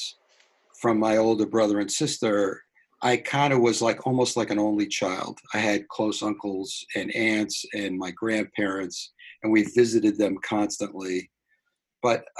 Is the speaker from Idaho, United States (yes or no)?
no; New York City, New York, United States; also born or lived in Long Island, New York / Boston; Growing up in New York. At what part of New York? Brooklyn initially.